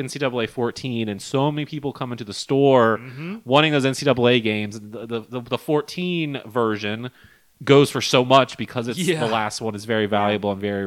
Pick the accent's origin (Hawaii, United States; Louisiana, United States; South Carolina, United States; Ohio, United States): Louisiana, United States; Baton Rouge; where we growing up in Baton Rouge